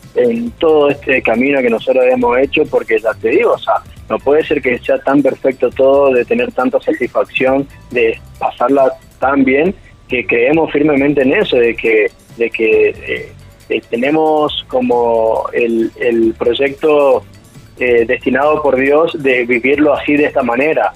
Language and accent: Spanish; Chaco, Argentina; somos del Chaco